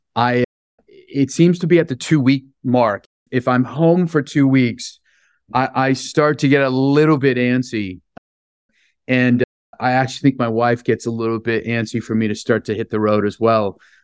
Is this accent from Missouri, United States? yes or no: no; San Francisco, California, United States; I grew up in San Francisco, born and raised